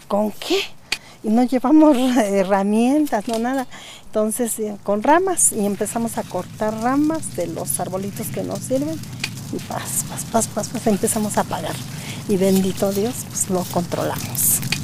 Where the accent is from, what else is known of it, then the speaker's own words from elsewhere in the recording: Rincón de Guadalupe, State of Mexico, Mexico; era el ejido de, de mi pueblo, bueno, del Rincón de Guadalupe